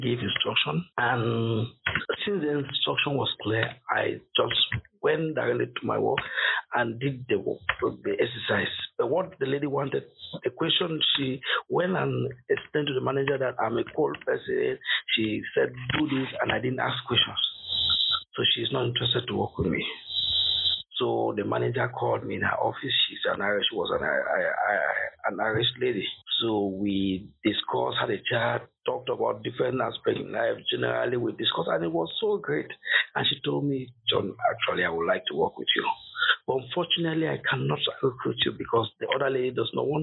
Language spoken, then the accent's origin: English; Cameroon; moved away as an adult; now in Coventry, United Kingdom; I'm originally from Cameroon